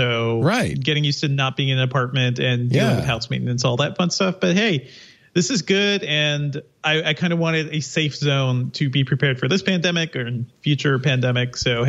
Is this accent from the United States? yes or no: yes; Hartford, Connecticut, United States; now in Peachtree Corners, United States; I grew up in Hartford.